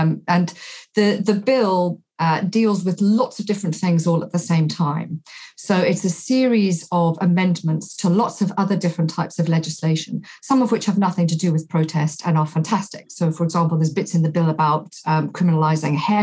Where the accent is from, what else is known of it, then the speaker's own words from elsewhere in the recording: South Africa; now in United Kingdom; I grew up in South Africa in the apartheid state.